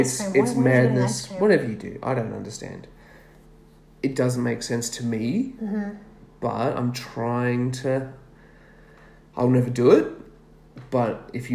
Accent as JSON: {"language": "English", "country": "Australia", "said": "as an Aussie."}